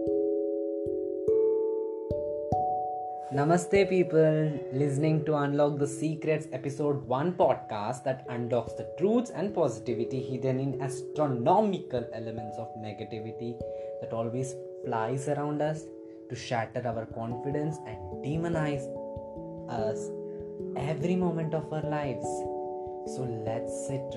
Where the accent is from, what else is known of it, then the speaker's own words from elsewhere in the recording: India; I'm from India